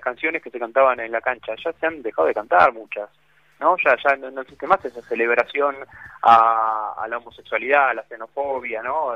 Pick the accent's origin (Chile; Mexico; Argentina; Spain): Argentina; no me siento representado como argentino